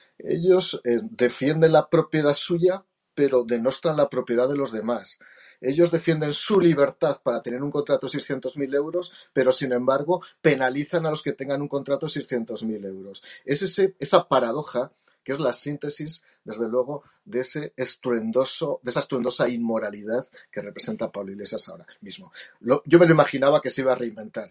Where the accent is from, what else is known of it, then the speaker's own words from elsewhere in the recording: Jaca, Aragon, Spain; soy aragones, no soy gallego. Y soy de Jaca